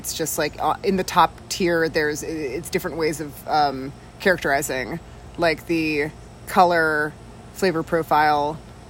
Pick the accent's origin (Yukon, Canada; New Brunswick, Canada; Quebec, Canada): Quebec, Canada; when I was growing up in Quebec